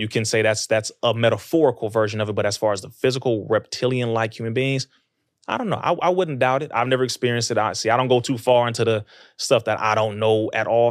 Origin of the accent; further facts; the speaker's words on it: Compton, California, United States; I'm from Compton.